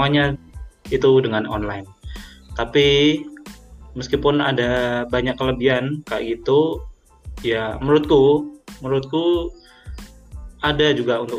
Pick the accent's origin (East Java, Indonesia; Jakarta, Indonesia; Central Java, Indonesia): East Java, Indonesia; Kediri; Aku juga temannya Alan dan Alam dan Jugrov dari manajemen 2018. Uh, eh, aku asal Kediri.